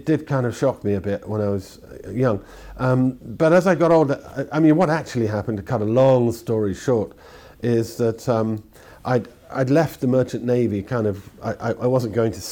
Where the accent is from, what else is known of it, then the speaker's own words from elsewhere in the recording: London, United Kingdom; I was brought up in London